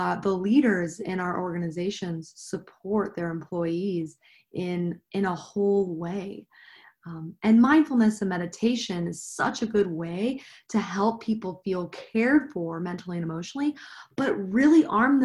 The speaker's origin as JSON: {"language": "English", "region": "Midwest", "country": "United States", "moved": "as an adult", "lives_now": "Denver, United States", "said": "I am originally from the Midwest, but I moved to Denver about 9 years ago."}